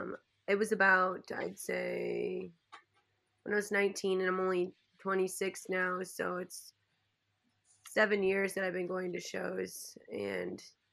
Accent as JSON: {"language": "English", "town": "Rockford", "region": "Illinois", "country": "United States", "moved": "as an adult", "lives_now": "Minneapolis, United States", "said": "I'm from Rockford, Illinois, so we have a lot of bands out there like"}